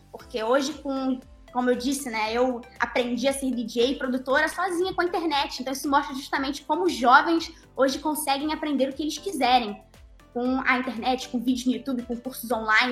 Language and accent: Portuguese; Brazil; also born or lived in Norway; tanto na Noruega, que foi onde eu nasci e onde eu morei até os meus seis anos, tanto ainda morando na Noruega, e já morando aqui no Brasil